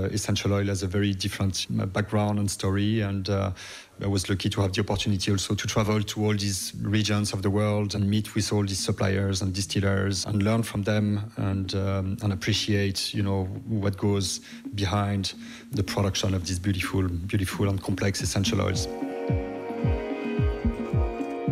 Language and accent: English; Brittany, France; moved away as an adult; also born or lived in United States / New York; now in Dublin, Ireland; I come from Brittany, west of France